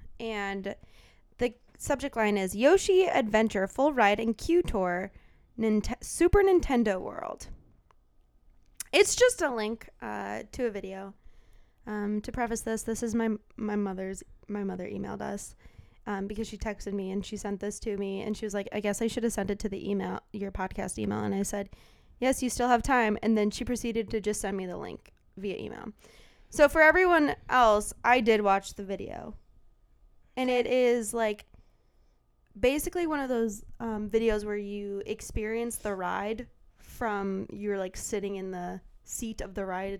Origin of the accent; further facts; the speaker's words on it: United States; we're American.